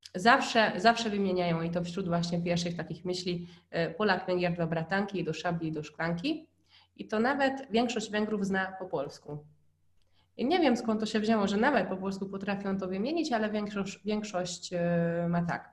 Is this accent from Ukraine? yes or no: no; Hungary; Polish is a second language; now in Poland; jak po raz pierwszy był u nas na Węgrzech, e, to spędził z nami właśnie cztery dni w domu naszych, moich rodziców